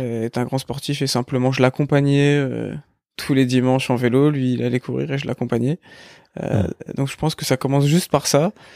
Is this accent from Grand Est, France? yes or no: yes; Épinal, Grand Est, France; moved away as an adult; also born or lived in Nancy; on a grandi à Épinal jusque jusque notre bac.